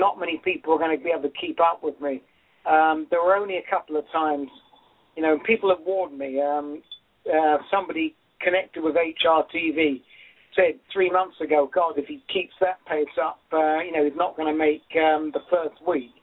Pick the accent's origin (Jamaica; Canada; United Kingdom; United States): United Kingdom; England; moved away; I'm from England